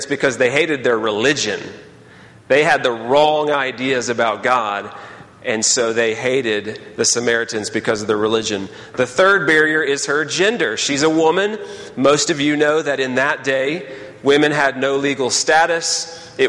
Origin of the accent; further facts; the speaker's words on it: Texas, United States; moved away as an adult; now in Birmingham, United States; I was from Texas